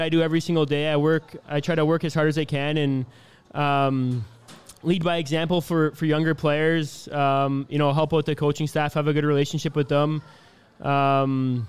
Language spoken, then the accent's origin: English; Brampton, Ontario, Canada; now in Iowa, United States; I'm from Canada. I'm from a city outside of Toronto called Brampton. Brampton. It's in Ontario